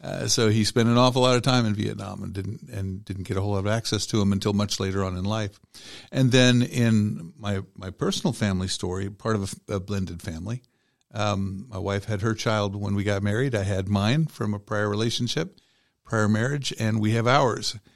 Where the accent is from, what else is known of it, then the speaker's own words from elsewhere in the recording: Cobb County, Georgia, United States; I grew up in Georgia. I've been here since I was five years old, so it's been a long, long, long time. Um, grew up in Cobb County